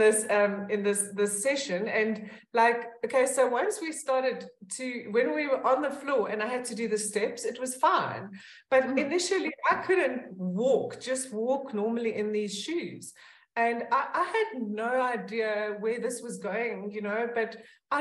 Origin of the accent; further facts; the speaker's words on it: Pretoria, Gauteng, South Africa; I grew up in Pretoria, and I still live in Pretoria